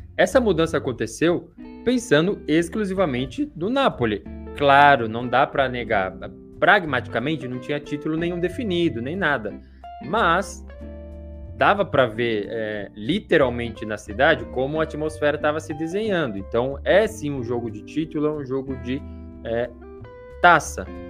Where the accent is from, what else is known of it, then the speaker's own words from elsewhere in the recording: São Paulo, Brazil; eu que não sou do Rio de Janeiro, sou de São Paulo